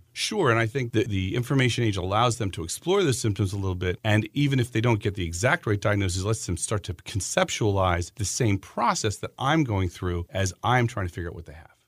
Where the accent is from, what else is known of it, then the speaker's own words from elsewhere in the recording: Pennsylvania, United States; moved away as an adult; also born or lived in South Carolina; now in Maryland, United States; I grew up in Pennsylvania